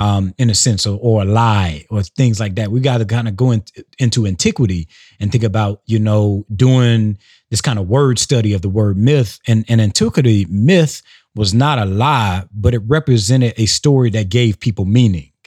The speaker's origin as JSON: {"language": "English", "region": "South Carolina", "country": "United States", "said": "So I'm from South Carolina"}